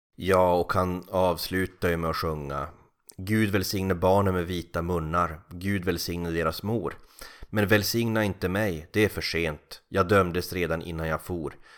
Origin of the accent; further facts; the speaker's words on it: Kalix, Norrbotten County, Sweden; moved away as an adult; also born or lived in Norrköping; när jag flyttade från Kalix ner till Norrköping vid 18 eller 19 års ålder